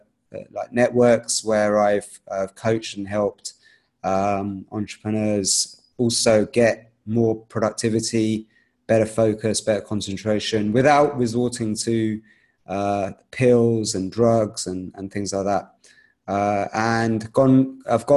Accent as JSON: {"language": "English", "region": "London", "country": "United Kingdom", "tie": "born or raised there", "said": "I was actually born in the UK in London. I'm Indian. I come from that background"}